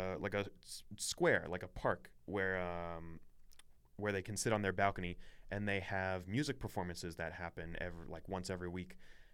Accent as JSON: {"language": "English", "town": "San Antonio", "region": "Texas", "country": "United States", "said": "That was kind of the same with me when I came from San Antonio."}